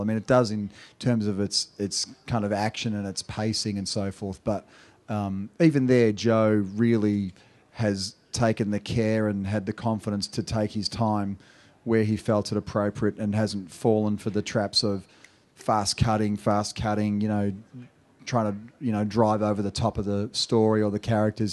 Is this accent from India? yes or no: no; Australia; accent: Australian